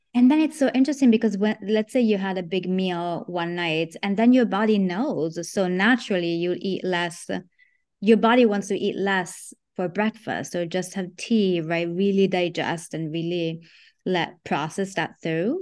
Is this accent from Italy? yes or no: yes; Italy; moved away; I grew up in Italy